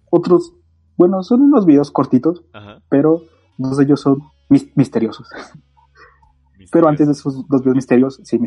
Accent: Catalonia, Spain; Soy falangista, soy catalán y nos han abandonado.

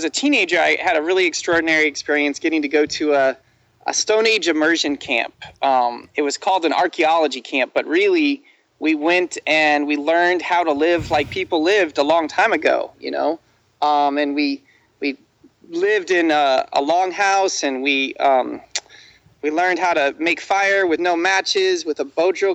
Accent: Midwest, United States; I grew up in the Midwest

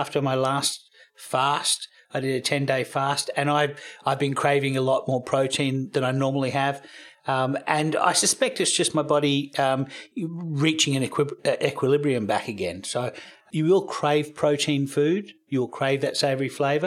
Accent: Australia; moved away as an adult; also born or lived in United States; I'm, I'm Australian. We don't have Thanksgiving in Australia, but I lived in America for eight years

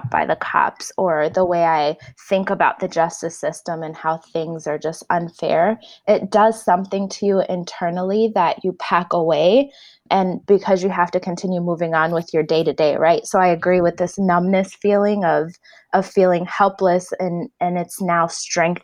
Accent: Chicago, Illinois, United States; moved away as an adult; also born or lived in Ethiopia; now in Oakland, United States; I grew up in Chicago

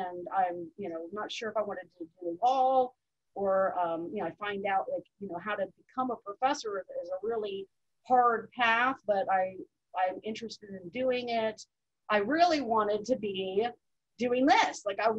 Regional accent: Mid-Atlantic, United States; also born or lived in Virginia; In the Mid-Atlantic. So like my dad had been in the Navy and he retired, and I was the youngest, so I didn't get as much Navy moving. But, you know, because of that, we lived in Virginia, like Spain, Virginia, and then moved to Mar

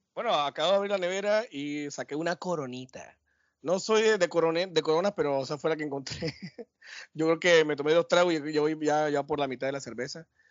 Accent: Barranquilla, Atlántico, Colombia; de vuelta a mi tierra, Gurramba, La Arenosa, El Tierrero, no, mentira, mentira. Acá de vuelta a Barranquilla

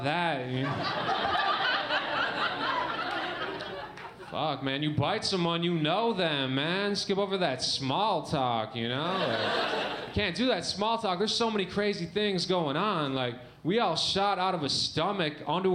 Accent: Michigan, United States; I grew up in Michigan

